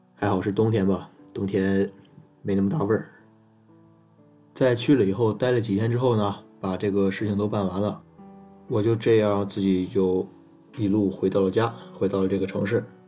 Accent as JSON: {"language": "Chinese", "region": "Inner Mongolia", "country": "China", "moved": "yes", "said": "初七那天老家呀是突然有事儿，所以呢就着急赶了回去，在初七那天说走就走，就这样呢踏上了奔向内蒙的征程。"}